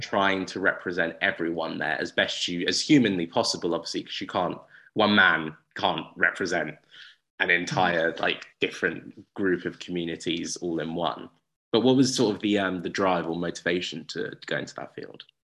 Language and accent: English; Uxbridge, London, United Kingdom; I'm from Uxbridge